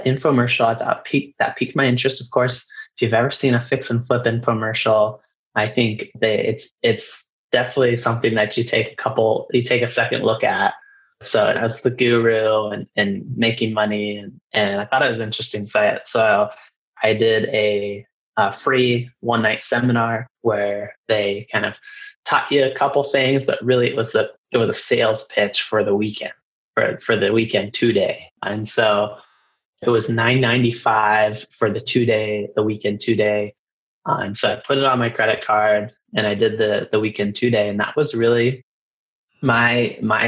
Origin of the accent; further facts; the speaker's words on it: Reno, Nevada, United States; I was born and raised in Reno, Nevada, and I actually stayed local